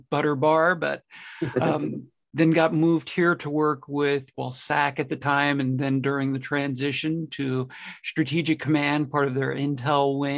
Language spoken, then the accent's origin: English; New Jersey, United States; moved away as an adult; also born or lived in Michigan; now in Nebraska, United States; I grew up in New Jersey on the East Coast